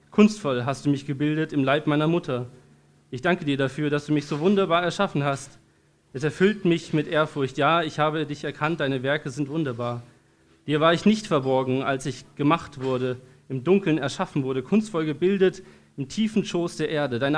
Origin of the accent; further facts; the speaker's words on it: Darmstadt, Hesse, Germany; born there; Ich bin in Darmstadt geboren, in Hessen. Ähm, schönes Land.